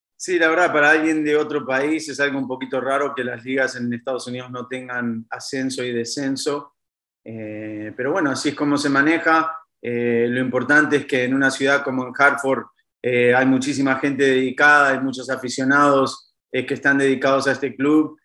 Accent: Uruguay; moved away; vengo de un país muy chiquito como Uruguay

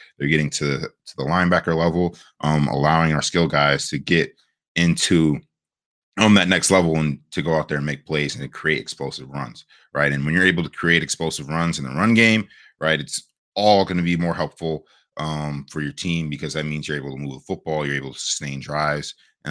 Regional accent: Ohio, United States; Just for me being from Ohio, just growing up in Michigan, nah.

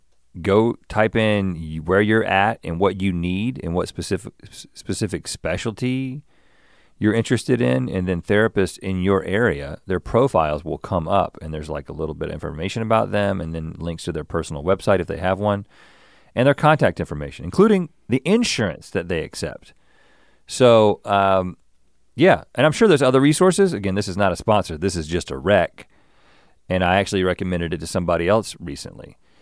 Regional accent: Buies Creek, North Carolina, United States; I grew up in Buies Creek. You know what I'm saying?

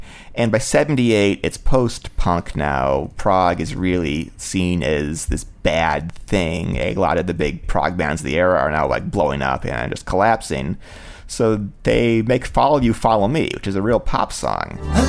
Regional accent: Cleveland, Ohio, United States; And they were in Cleveland, Ohio, my hometown

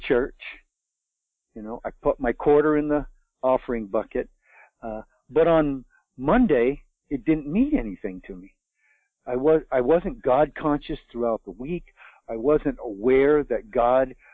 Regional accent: Vermont, United States; I'm a Vermonter. I was born in Vermont, raised in Vermont

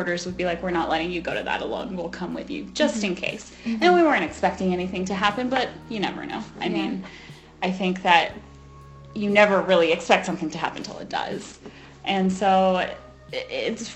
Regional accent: North Carolina, United States; first language English; moved away as an adult; also born or lived in Georgia; now in Colorado, United States; I grew up in North Carolina, lived there my whole life until I moved to Colorado. I lived in Georgia for a couple of years, but that doesn't count

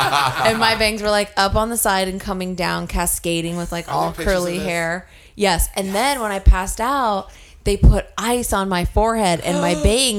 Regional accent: California, United States; moved away; I'm an only child, so Christmas for me was, like, you know, not as, and plus I grew up in California

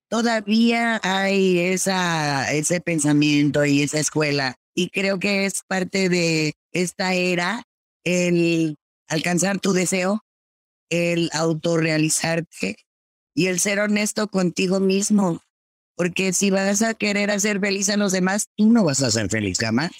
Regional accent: Mexico; yo como latina, como mexicana

